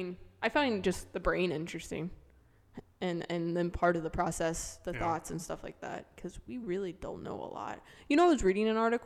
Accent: Florida, United States; I lived in Florida my whole life except for my 4 years in college.

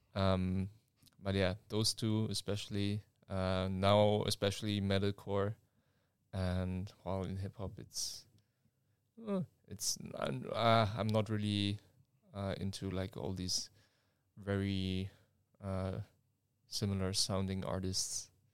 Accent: Germany; now in Leeuwarden, Netherlands; I'm from Germany and we are, uh, two students at, uh, N H L Standen

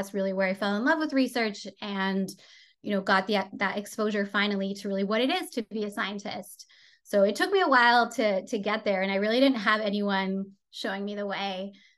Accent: France; So I grew up in Europe, in France. My mom is Canadian. My dad is French. And so I went to an international school.

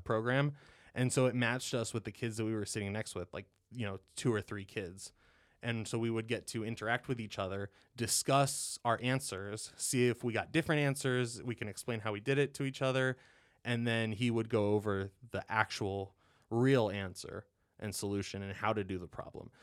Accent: Columbus, Ohio, United States; Born and raised in Columbus, Buckeye through and through

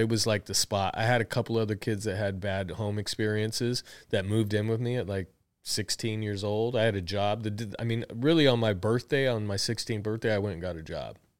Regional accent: Tucson, Arizona, United States; I was born in Tucson, Arizona

